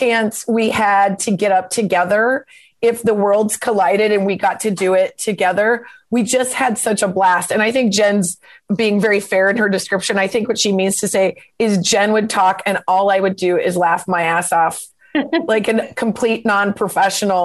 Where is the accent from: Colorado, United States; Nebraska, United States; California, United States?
Nebraska, United States; moved away as an adult; also born or lived in Lincoln, Nebraska; now in Los Angeles, United States; we're both from Nebraska. I'm from a really small town and I went to school in Lincoln